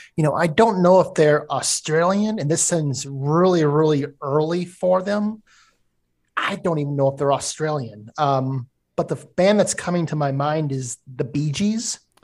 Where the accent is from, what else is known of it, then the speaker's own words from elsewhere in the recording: Minnesota, United States; moved away; I'm from Minnesota originally. I grew up there